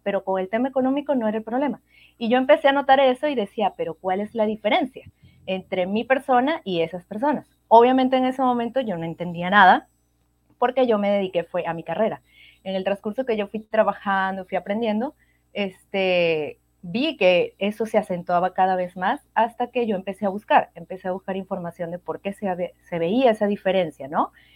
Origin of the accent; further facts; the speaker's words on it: Venezuela; moved away as an adult; now in Peru; yo soy de Venezuela y actualmente vivo en Perú, ya tengo casi cinco años y medio en este hermoso país